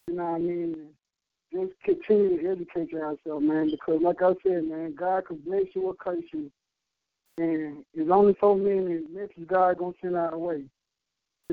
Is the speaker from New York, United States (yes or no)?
no; Memphis, Tennessee, United States; now in Atlanta, United States; I was young, growing up in Memphis